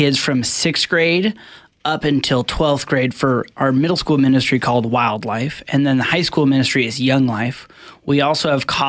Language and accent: English; Indiana, United States; also born or lived in Missoula, Montana; now in Coeur d'Alene, United States; I'm actually originally from Indiana and went to college in Missoula.